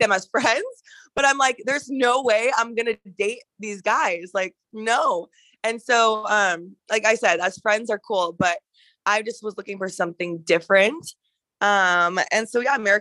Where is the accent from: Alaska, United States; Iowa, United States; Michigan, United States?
Alaska, United States; moved away as an adult; now in Arizona, United States; I actually was born and raised in Alaska like my whole life